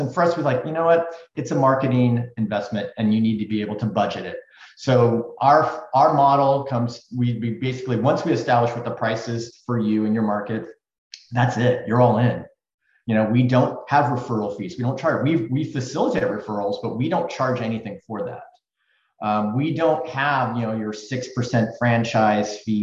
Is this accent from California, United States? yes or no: yes; Silicon Valley, California, United States; growing up in Silicon Valley